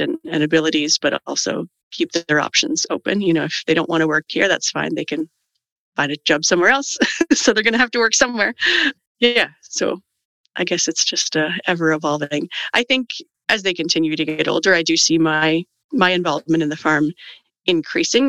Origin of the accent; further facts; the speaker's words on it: Canada; I'm Canadian